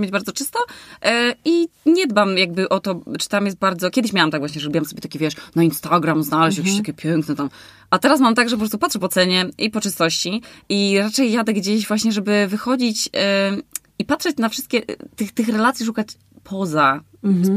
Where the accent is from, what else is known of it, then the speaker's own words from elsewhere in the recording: Warmian-Masurian Voivodeship, Poland; moved away; ja jestem na przykład z Warmii